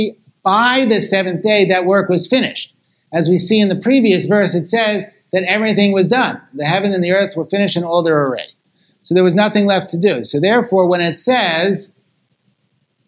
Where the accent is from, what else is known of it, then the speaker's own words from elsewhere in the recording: Los Angeles, California, United States; I come from Los Angeles, which has the largest Eruv on the planet